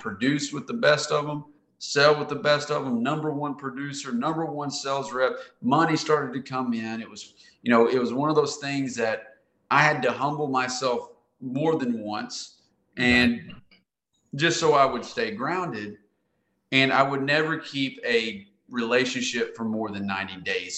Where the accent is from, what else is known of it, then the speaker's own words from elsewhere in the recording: Conway, Arkansas, United States; moved away as an adult; also born or lived in Nashville, Tennessee / Raleigh-Durham, North Carolina; I'm from Central Arkansas, and I'd moved off to Nashville, Tennessee, and into Raleigh, Durham